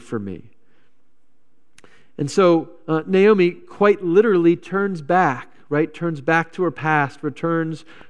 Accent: Virginia, United States; now in Wisconsin, United States; I came from Virginia

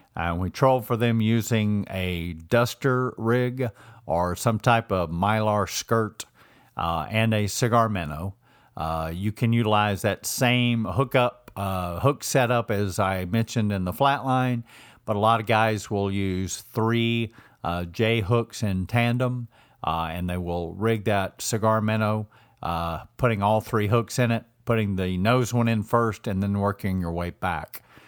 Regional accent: Georgia, United States; moved away; I grew up, I was born and raised in Georgia

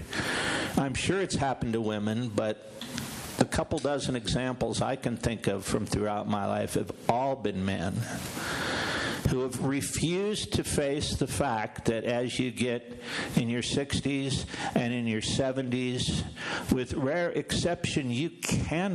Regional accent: Illinois, United States; also born or lived in South Florida; now in Denver, United States; I was from Illinois

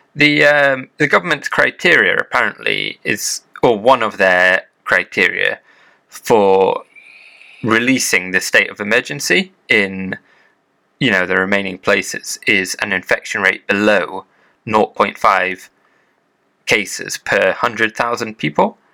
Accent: United Kingdom; now in Japan; as a Brit

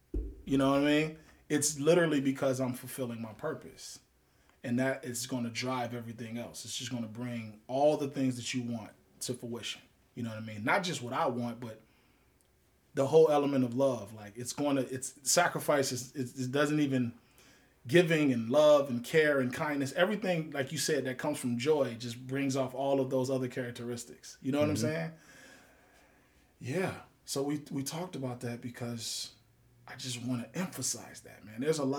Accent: Baltimore, Maryland, United States; also born or lived in Chicago, United States; My childhood years, Baltimore, Maryland, Chicago, Illinois.

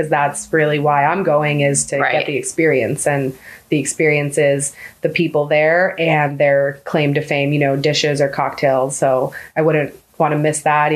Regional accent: Tampa Bay area, Florida, United States; also born or lived in Newburgh, New York; when I was a baby, my parents moved down to Florida into like the Tampa Bay area. And I grew up mostly in the Tampa Bay area

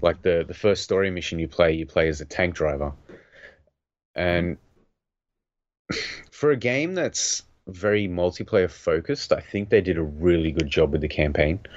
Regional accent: Australia; growing up in Australia

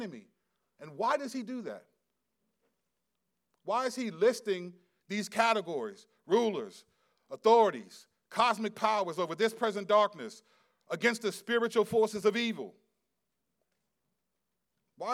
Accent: United States; we're American

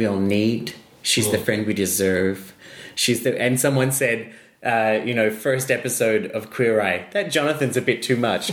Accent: Australia; I am Australian.

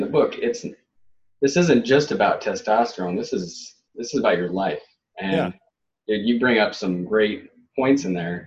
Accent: Idaho, United States; I grew up in Idaho

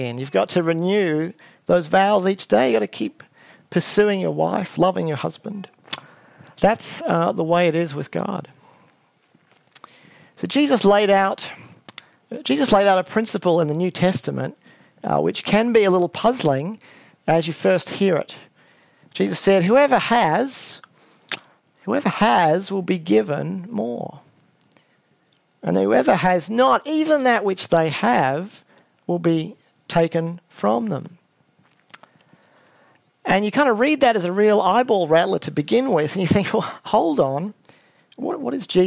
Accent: Brisbane, Queensland, Australia; the other major campus in Brisbane, where I grew up

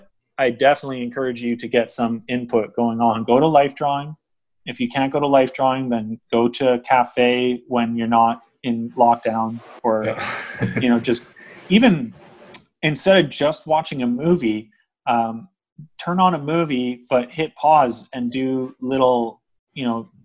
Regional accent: just outside of Vancouver, British Columbia, Canada; also born or lived in Ontario; I grew up here, I grew up just outside of Vancouver

